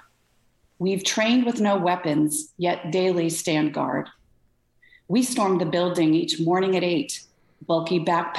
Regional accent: Connecticut, United States; also born or lived in Rochester, New York; now in Corning, United States; I'm originally from Connecticut

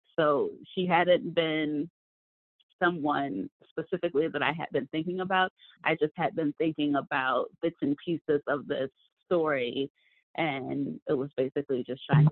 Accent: Rockford, Illinois, United States; moved away; also born or lived in Arizona; I grew up in the Midwest in Rockford, right outside of Chicago

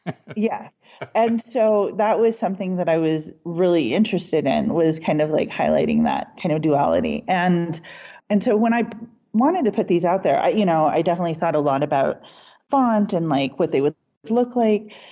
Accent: Lawrence, Kansas, United States; also born or lived in Taos, New Mexico / New Hampshire; now in Boulder, United States; when I growing up in Lawrence, Kansas, I was native in a predominantly white community. And then when I moved to New Mexico and we lived in Taos

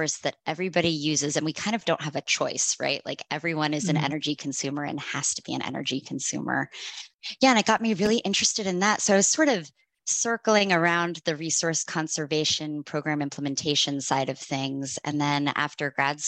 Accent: Tranquility, New Jersey, United States; moved away as an adult; also born or lived in Maine; now in Seattle, United States; I grew up on the East Coast in New Jersey, in an impossibly cute town called Tranquility

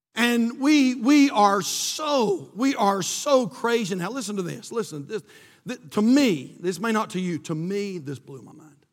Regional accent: United States; born in this great country

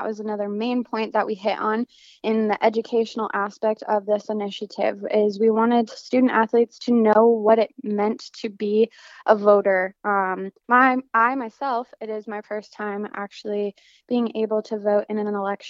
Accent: Denver, Colorado, United States; moved away as an adult; now in Las Cruces, United States; I am from Denver, Colorado, and so I'm registered to vote in Colorado

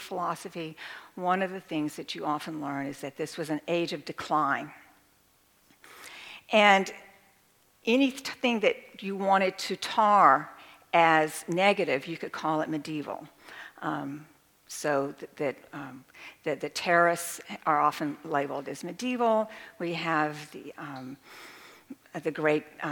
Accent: rural Texas, United States; I come from a very rural part of Texas, and we have Gothic buildings there

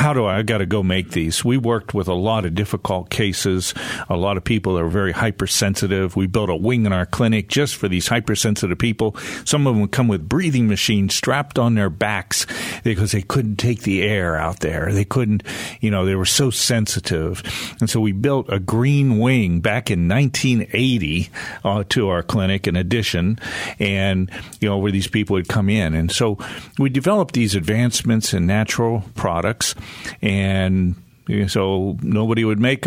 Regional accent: United States; moved away as an adult; now in Western North Carolina, United States; I grew up on a farm right on the Pennsylvania-Ohio border between Cleveland and Pittsburgh

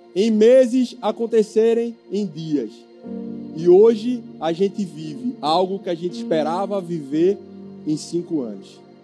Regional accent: Camaragibe, Pernambuco, Brazil; sou de Camaragibe

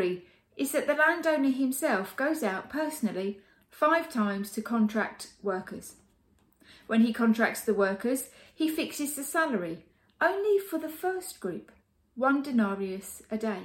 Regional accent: United Kingdom; Being British

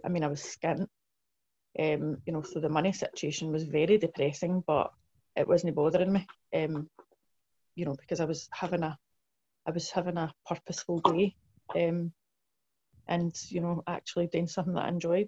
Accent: Blantyre, Scotland, United Kingdom; in South Lanarkshire

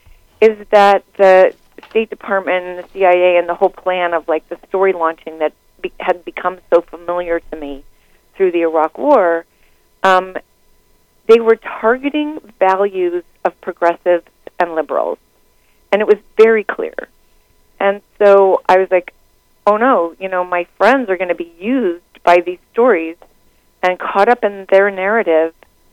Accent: United States; also born or lived in China; And I was experiencing it both as an American, but also someone who was living part-time in China.

